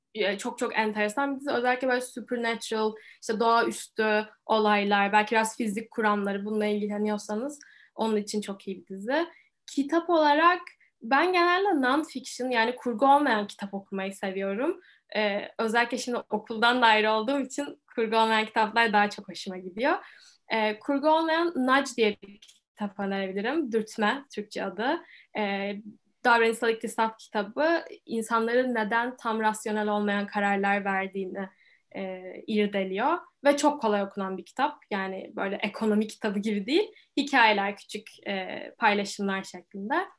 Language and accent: Turkish; Istanbul, Turkey; bayağı Türk'üm hayatım boyunca. Türkiye'de yaşadım, İstanbul'da yaşadım.